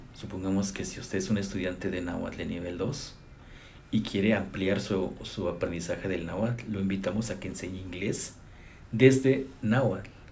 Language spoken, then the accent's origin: Spanish; Chicontepec, Veracruz, Mexico; also born or lived in Zacatecas, Mexico; now in Austin, United States; Soy originario de Chicotepec, Veracruz, nacido ahí